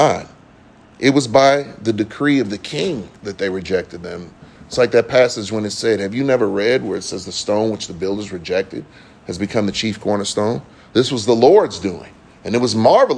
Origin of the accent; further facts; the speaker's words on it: Bay Area, California, United States; growing up in the Bay Area